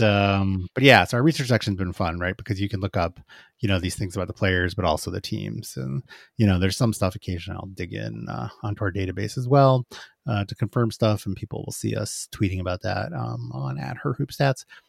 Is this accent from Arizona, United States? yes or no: yes; Phoenix, Arizona, United States; moved away; I'm from Phoenix, uh, I went to, like, junior high school and high school there